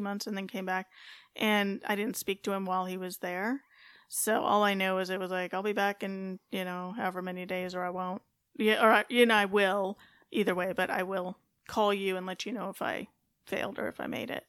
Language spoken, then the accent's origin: English; California, United States; moved away as an adult; also born or lived in Fayetteville, North Carolina / Colorado Springs, Colorado; growing up in California, West Coast girl